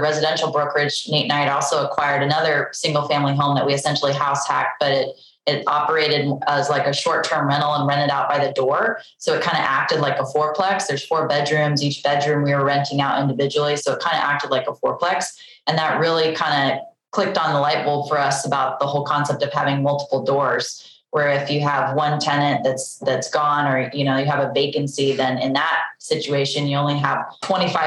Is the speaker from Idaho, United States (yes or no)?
yes; Boise, Idaho, United States; moved away as an adult; also born or lived in Georgia / Utah; I grew up in Boise, Idaho